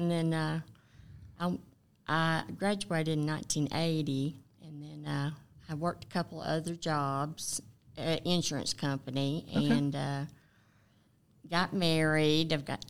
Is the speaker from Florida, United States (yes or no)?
no; Georgia, United States; Okay, I was born and raised in Forsyth County, so, and I was one of the seventh grade class when the Otwell actually opened for the first time.